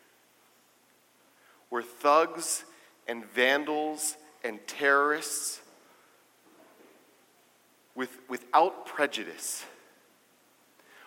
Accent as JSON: {"language": "English", "country": "United States", "said": "as the American Jewish community, as the community of America"}